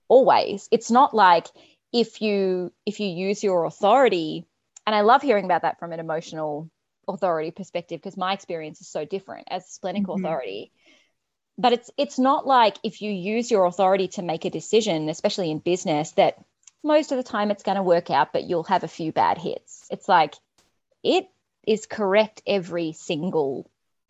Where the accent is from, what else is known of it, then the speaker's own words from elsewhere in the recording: Australia; I'm Australian